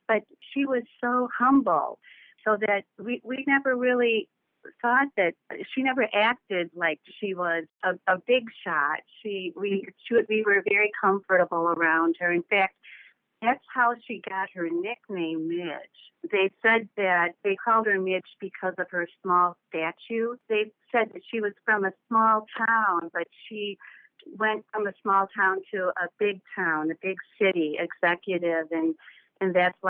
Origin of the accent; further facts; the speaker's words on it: Crystal Lake, Illinois, United States; I am from Crystal Lake, Illinois.